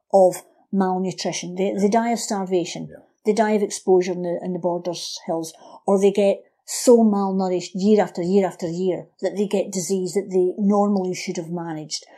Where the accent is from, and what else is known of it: Scotland, United Kingdom